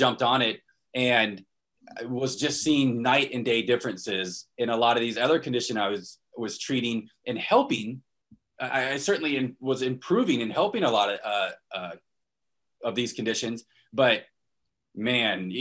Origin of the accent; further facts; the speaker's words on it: Destin, Florida, United States; moved away as an adult; also born or lived in Portland, Oregon; So I was born and raised in Florida, Northwest Florida, the Destin